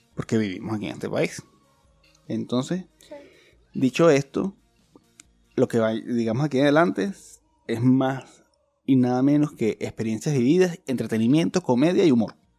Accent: Chile; somos hermanos, somos, chilenos, somos, amigos, somos chilenos todos

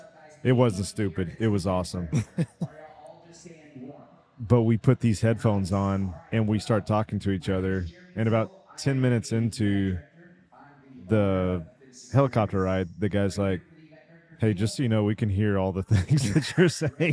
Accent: Taylor, Texas, United States; I'm from Taylor.

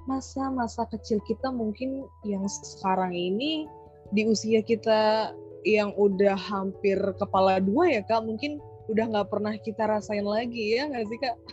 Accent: Bekasi, West Java, Indonesia; aku dulu pas kecil aku tinggal di Bekasi sih kak. Alhamdulillah sampai besar uh, aku nggak pindah-pindah.

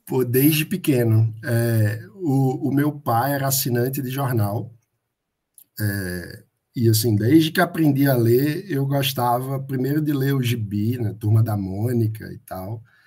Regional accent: Recife, Pernambuco, Brazil; eu sou de Recife

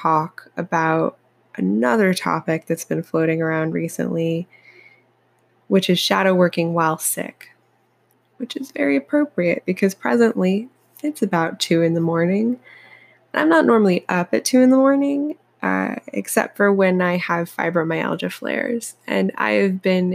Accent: Appalachia, United States; I'm from Appalachia originally

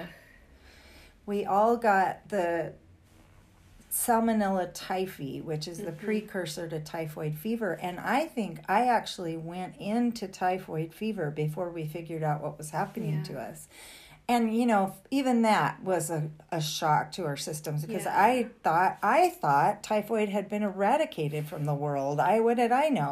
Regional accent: Fresno, California, United States; moved away as an adult; we came from the Fresno area

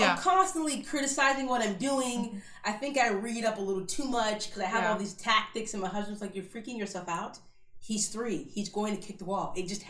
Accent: Kissimmee, Florida, United States; Born and raised in Central Florida, kind of Kissimmee, Disney, Orlando area. I'm probably the only person that's ever like born and raised in Florida.

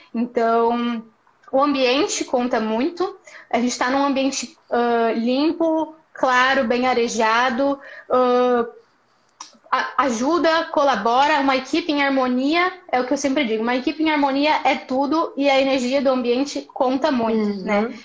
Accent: Paraná, Brazil; moved away as an adult; also born or lived in Maringá, Brazil; now in Porto Alegre, Brazil; Sou paranaense

